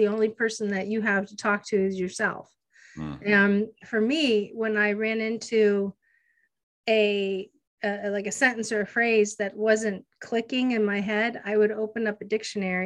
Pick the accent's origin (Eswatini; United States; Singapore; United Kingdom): United States; Erie, Pennsylvania; also born or lived in Hawaii; I'm from Erie, PA. That's where I grew up, born and raised